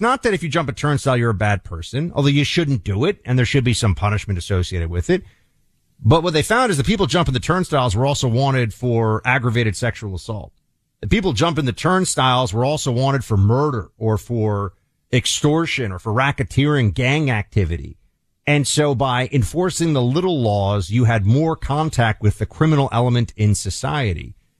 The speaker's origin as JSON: {"language": "English", "town": "New York City", "region": "New York", "country": "United States", "tie": "born or raised there", "said": "I grew up in the Giuliani era in New York City"}